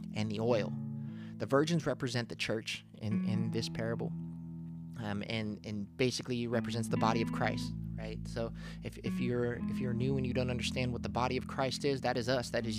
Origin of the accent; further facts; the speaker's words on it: Philippines; I'm Filipino.